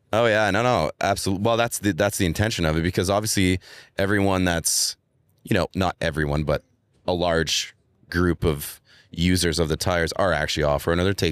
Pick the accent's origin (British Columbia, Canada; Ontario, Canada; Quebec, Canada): Quebec, Canada; Montreal; moved away; I'm actually from Montreal in Canada where it's winter a lot